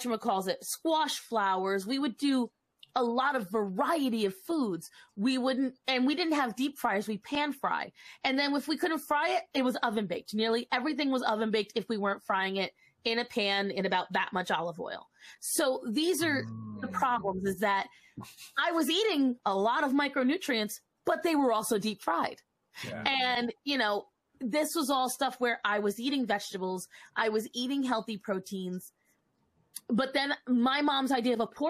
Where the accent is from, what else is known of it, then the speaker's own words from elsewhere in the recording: Rhode Island, United States; moved away as an adult; now in North Carolina, United States; I lived in Rhode Island for the first 26 years of my life.